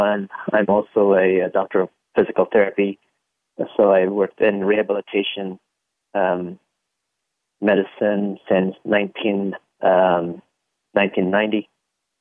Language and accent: English; Singapore; moved away; also born or lived in Philippines; I was raised in Singapore. I was born in the Philippines